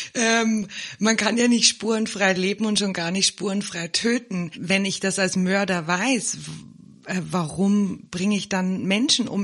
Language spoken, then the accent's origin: German; Germany; now in South Africa; Ich bin ja im Moment in Südafrika und in Deutschland aufgewachsen